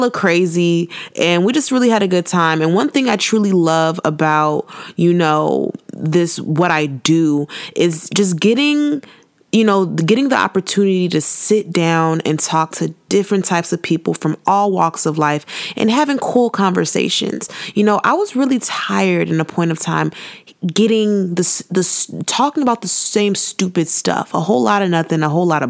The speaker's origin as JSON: {"language": "English", "country": "United States", "tie": "born or raised there", "said": "we're Nigerians, but we're born and raised in America"}